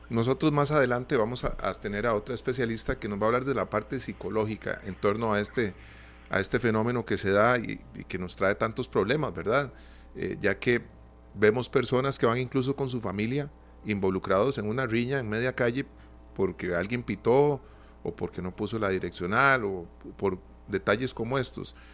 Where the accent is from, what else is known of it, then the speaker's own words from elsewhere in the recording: Costa Rica; nosotros como costarricenses